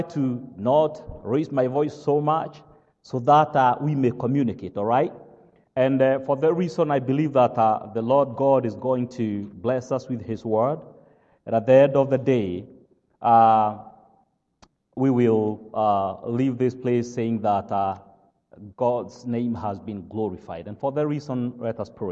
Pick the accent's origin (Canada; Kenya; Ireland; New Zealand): Kenya; accent: British, African, Kenyan English; English is a second language; moved away as an adult; also born or lived in South Carolina, United States; now in Grayson, United States; originally, I am from Africa, Kenya. That is where I was born and raised.